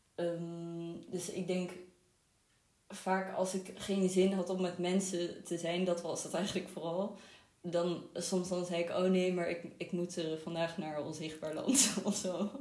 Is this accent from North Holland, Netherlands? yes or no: yes; Amsterdam, North Holland, Netherlands; also born or lived in Israel; Ik ben vooral opgegroeid in Amsterdam. Ehm, en ook in Israël gewoond een paar jaar